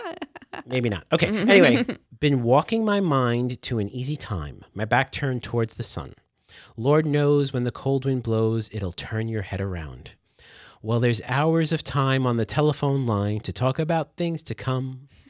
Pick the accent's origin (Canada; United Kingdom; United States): United States; the South; I'm from the South.